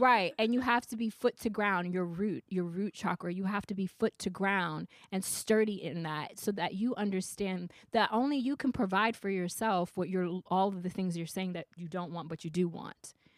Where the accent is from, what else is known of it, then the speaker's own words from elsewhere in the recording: the South, United States; moved away; I'm from the south